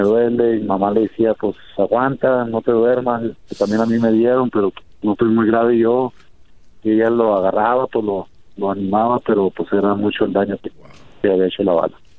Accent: Mexico; now in Denver, United States; nosotros los mexicanos

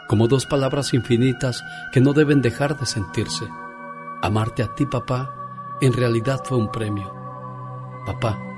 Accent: Puerto Peñasco, Sonora, Mexico; moved away; de Puerto Peñasco, Sonora, porque un día salí de Sonora, pero Sonora nunca salió de mí

